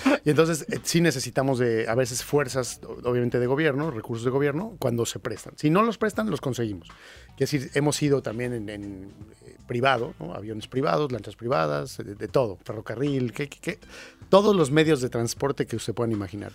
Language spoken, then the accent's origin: Spanish; Mexico; yo soy mexicano, pero no me considero más que un ciudadano del mundo